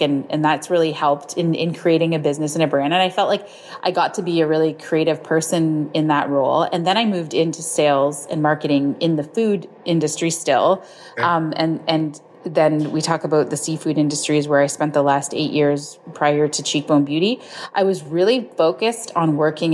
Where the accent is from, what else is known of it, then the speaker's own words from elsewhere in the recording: Southern Ontario, Canada; also born or lived in Niagara Falls, Ontario; I'm from Southern Ontario, Canada